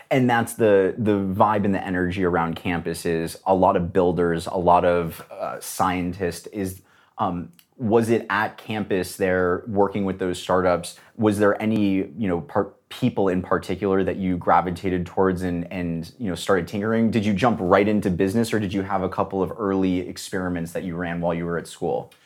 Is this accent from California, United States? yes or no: yes; Los Angeles, California, United States; I grew up in Los Angeles